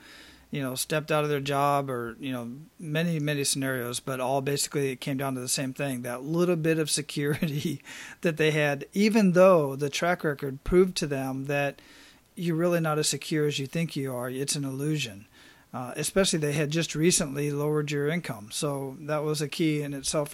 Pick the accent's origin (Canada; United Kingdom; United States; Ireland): United States; Arizona; now in Hawaii, United States; relocating back to Arizona, which is my home state